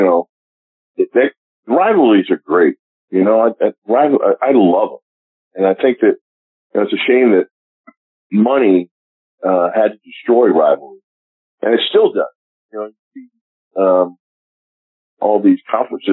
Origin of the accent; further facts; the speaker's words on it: Philadelphia, Pennsylvania, United States; moved away as an adult; also born or lived in Pittsburgh; now in Kansas City, United States; I'm going to be back in my hometown of Philadelphia